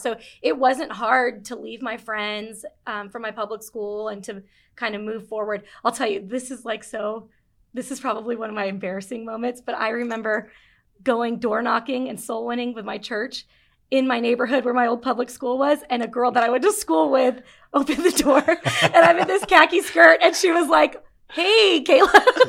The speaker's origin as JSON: {"language": "English", "town": "Las Vegas", "region": "Nevada", "country": "United States", "tie": "born or raised there", "also_born_or_lived": "Japan / Tennessee", "moved": "as an adult", "lives_now": "Kernersville, United States", "said": "he and my mom moved back to Las Vegas after I was, like, two years old. I grew up there."}